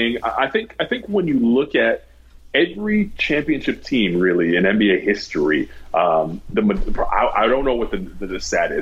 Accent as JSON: {"language": "English", "town": "Toronto", "region": "Ontario", "country": "Canada", "tie": "born or raised there", "said": "growing up in Toronto"}